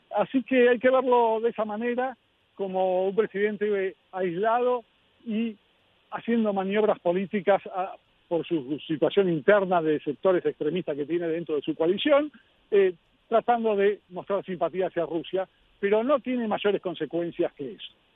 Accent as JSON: {"language": "Spanish", "country": "Argentina", "said": "como argentino"}